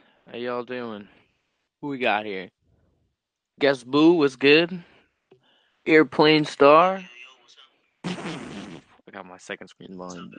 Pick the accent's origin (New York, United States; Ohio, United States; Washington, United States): New York, United States; I'm from New York.